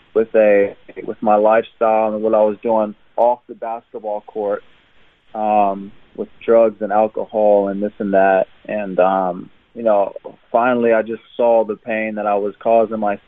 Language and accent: English; Jeffersonville, Indiana, United States; moved away as an adult; now in Brisbane, Australia; I was born and raised in Jeffersonville, Indiana. It's in southern Indiana, just across the river